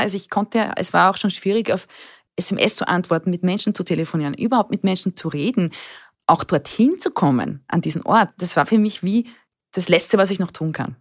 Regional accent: Burgenland, Austria; Ich bin das älteste von drei Kindern, aufgewachsen im Burgenland in einem kleinen Dorf

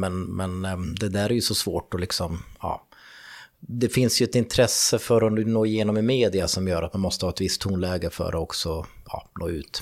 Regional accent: Fagersta, Västmanland, Sweden; jag kommer ju från Fagersta

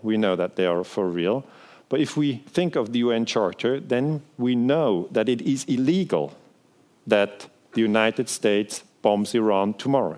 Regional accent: Switzerland; first language Swiss German; English is a second language; I'm from Switzerland, um, so my native language is uh, Swiss German

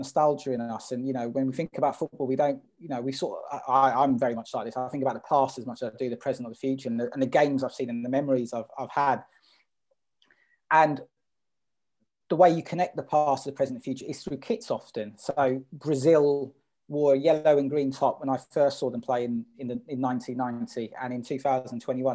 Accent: London, United Kingdom; I was from North London

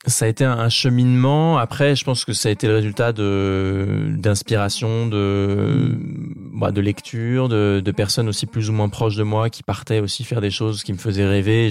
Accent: Normandy, France; dans ma région natale qui est la Normandie

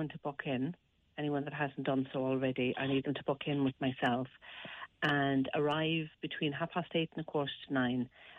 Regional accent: Westport, Connacht, Ireland; I'm from Westport myself in County Mayo, and I started it up in 2015 because I saw the need for something for single people, especially in the country, more rural areas of Ireland.

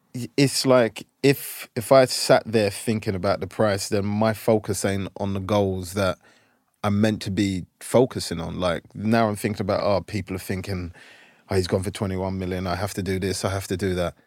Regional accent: London, United Kingdom; moved away as an adult; now in United States; where we lived in South London in a place called Brockley

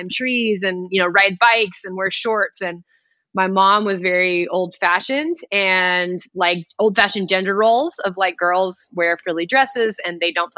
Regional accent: Palos Verdes, California, United States; I grew up in Palos Verdes, California, which is a coastal community

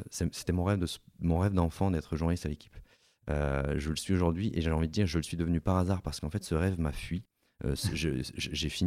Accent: Hauts-de-France, France; born there; also born or lived in Alps; je suis pas né dans les Alpes non plus. Je suis né dans le Nord avant d'aller habiter dans les Alpes.

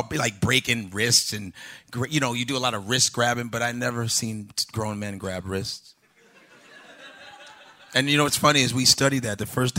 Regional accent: Chicago, Illinois, United States; also born or lived in Nebraska; now in New York, United States; I'm African, and you know it's cool, and that's why I love New York, because I grew up in Chicago.

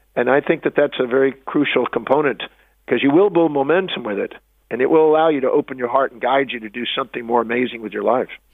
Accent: United States; I was born on Thanksgiving Day in America

